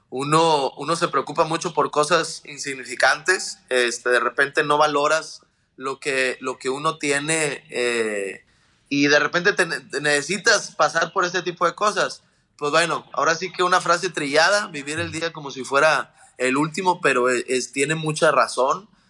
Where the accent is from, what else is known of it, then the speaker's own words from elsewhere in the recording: Mexico; como mexicanos, paisanos y toda Latinoamérica